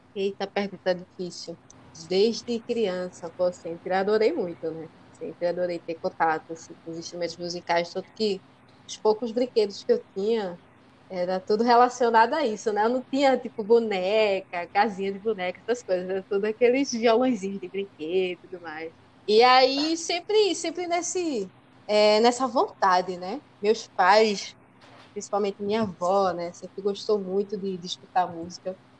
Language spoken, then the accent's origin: Portuguese; São Lourenço da Mata, Pernambuco, Brazil; eu sou de São Lourenço, né? E lá em São Lourenço é, não tinha muitos espaços né, para a gente estudar música